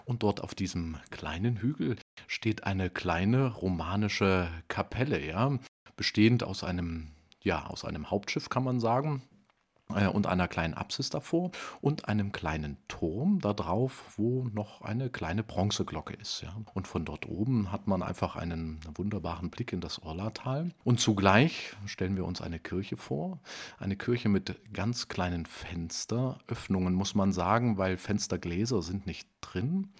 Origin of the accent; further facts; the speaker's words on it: Erfurt, Thuringia, Germany; ich komme ja gebürtig aus Erfurt